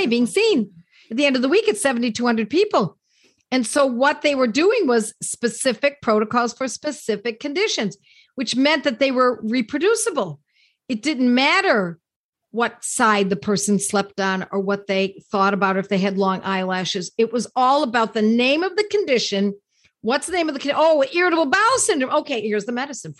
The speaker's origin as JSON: {"language": "English", "town": "Buffalo", "region": "New York", "country": "United States", "tie": "born or raised there", "said": "Buffalo, New York, my hometown"}